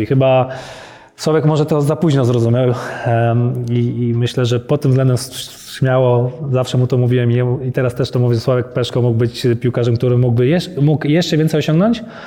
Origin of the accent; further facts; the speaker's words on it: Leszno, Masovian Voivodeship, Poland; moved away; also born or lived in Warsaw / Poznań; urodziłem się w Warszawie, ale wychowałem się w Lesznie, Leszno pod Warszawą